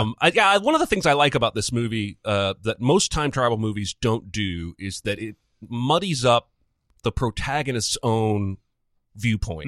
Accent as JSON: {"language": "English", "region": "Indiana", "country": "United States", "tie": "born or raised there", "also_born_or_lived": "Baltimore, Maryland", "said": "we moved to Indiana from Baltimore"}